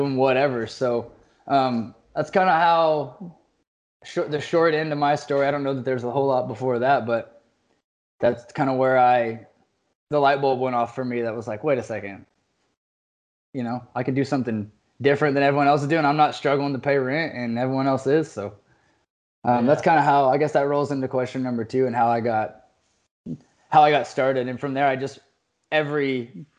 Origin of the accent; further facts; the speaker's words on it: Fort Worth, Texas, United States; I was born and raised in Fort Worth, Texas. I went to private school here.